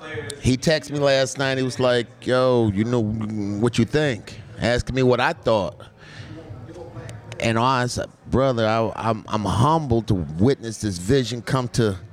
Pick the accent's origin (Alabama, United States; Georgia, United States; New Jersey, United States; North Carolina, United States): New Jersey, United States; Growing up in New Jersey.